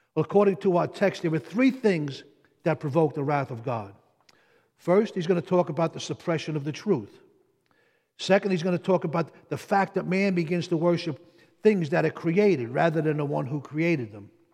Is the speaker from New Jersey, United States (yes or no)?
yes; Jersey City, New Jersey, United States; I'm from Jersey City